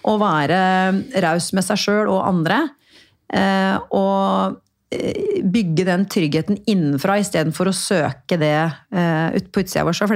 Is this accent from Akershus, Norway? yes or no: no; Porsgrunn, Telemark, Norway; harry dama, herri dama fra Porsgrunn eh, og snakker så breit. Eh, Eh, og jeg la jo da om dialekta mi litt, ikke sant?